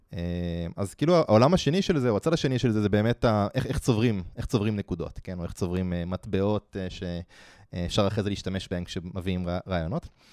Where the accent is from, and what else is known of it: Israel